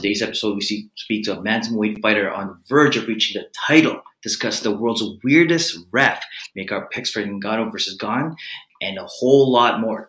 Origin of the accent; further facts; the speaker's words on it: Philippines; I'm the Filipino podcasting machine